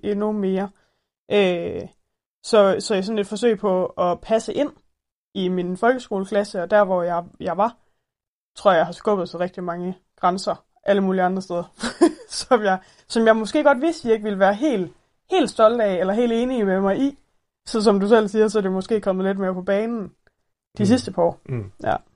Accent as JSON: {"language": "Danish", "area": "Thyholm", "region": "Central Denmark Region", "country": "Denmark", "said": "nu kommer vi fra Tyholm"}